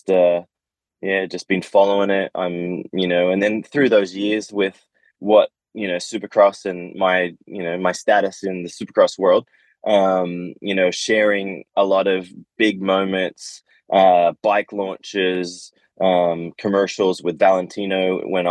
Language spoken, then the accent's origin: English; Australia; I grew up in Australia